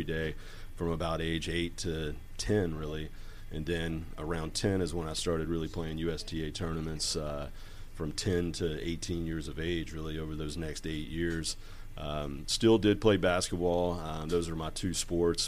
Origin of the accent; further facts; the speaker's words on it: Hickory, North Carolina, United States; I'm from Hickory, North Carolina, which is a small town in western North Carolina